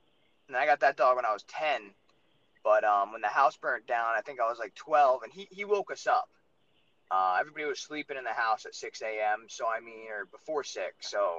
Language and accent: English; Rhode Island, United States